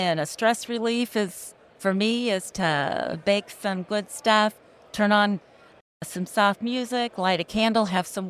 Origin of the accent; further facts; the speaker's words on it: Platte City, Missouri, United States; I'm from Platte City, Missouri, which is it's in Kansas City in the up north right by the airport.